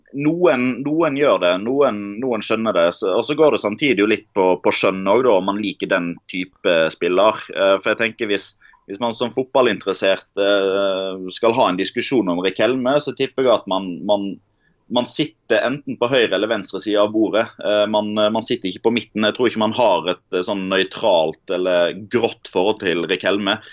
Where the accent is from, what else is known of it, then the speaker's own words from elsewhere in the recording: Odda, Vestland, Norway; Odda, der jeg kommer fra